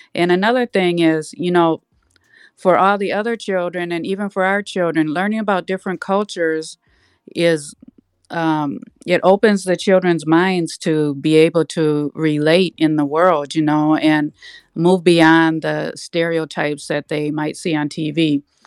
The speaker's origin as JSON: {"language": "English", "town": "Minneapolis", "region": "Minnesota", "country": "United States", "tie": "born or raised there", "said": "I grew up in North Minneapolis, and I graduated"}